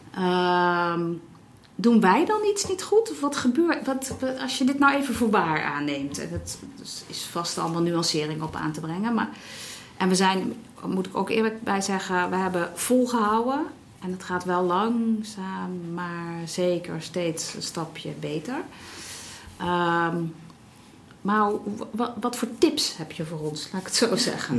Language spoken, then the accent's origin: Dutch; Netherlands; wij als Nederlanders